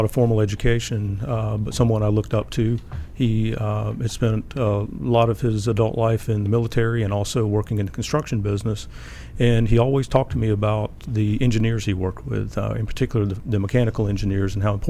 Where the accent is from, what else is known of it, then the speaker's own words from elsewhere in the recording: South Carolina, United States; Grew up in South Carolina.